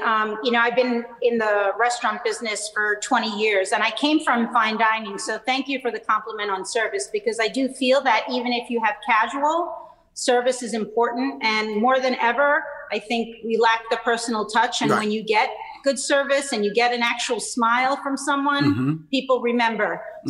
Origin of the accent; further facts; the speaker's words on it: Naples, Campania, Italy; I am from Naples, my father's birthplace, and I studied in Naples